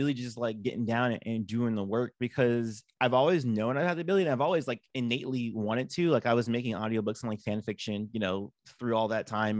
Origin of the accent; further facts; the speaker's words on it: Los Angeles, California, United States; Los Angeles, California, born and raised